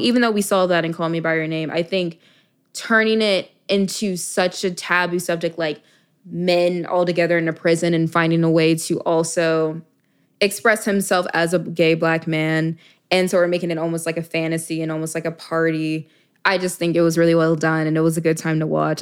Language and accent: English; Dallas, Texas, United States; moved away as an adult; also born or lived in Miami, Florida; I'm from Dallas, Texas originally.